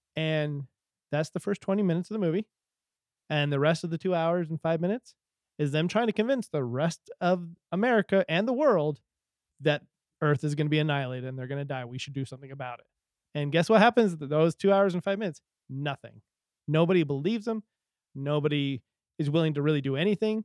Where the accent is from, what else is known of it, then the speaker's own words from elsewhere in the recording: Utah, United States; we're from Utah